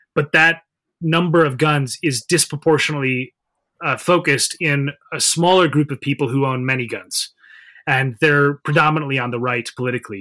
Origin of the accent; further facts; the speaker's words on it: Minnesota, United States; I'm from Minnesota, for example, in the Midwest.